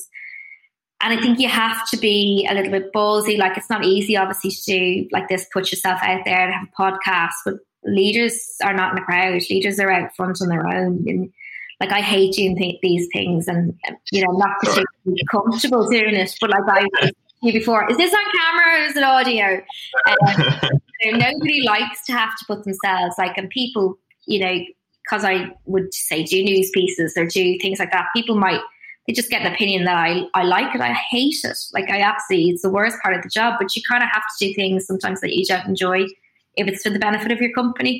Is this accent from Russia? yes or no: no; Dublin, Leinster, Ireland; moved away as an adult; also born or lived in Sydney, Australia / London, United Kingdom; I grew up in Dublin